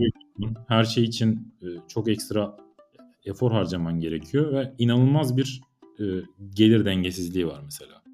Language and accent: Turkish; Turkey